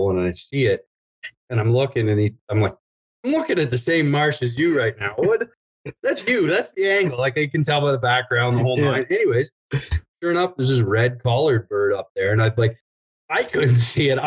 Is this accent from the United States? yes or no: no; Southern Ontario, Canada; moved away as an adult; now in Alberta, Canada; I grew up in Southern Ontario